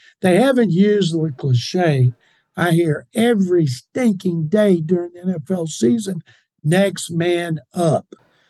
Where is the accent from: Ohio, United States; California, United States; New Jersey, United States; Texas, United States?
Texas, United States; Houston; I'm from Houston